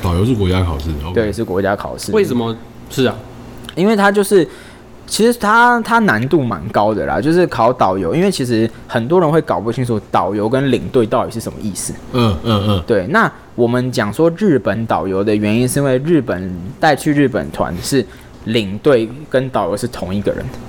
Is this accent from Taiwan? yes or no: yes; Taiwan; 我们台湾人去那语言学校之前不需要考什么试